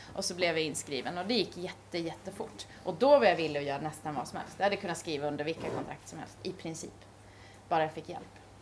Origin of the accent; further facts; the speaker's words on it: Gävle, Gävleborg County, Sweden; jag kommer från Gävle